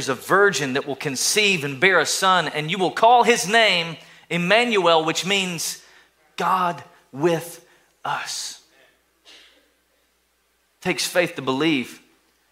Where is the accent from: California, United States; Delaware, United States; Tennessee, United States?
Tennessee, United States; East; accent: southern drawl; now I'm from East Tennessee, so there's a little bit of a southern draw with people from East Tennessee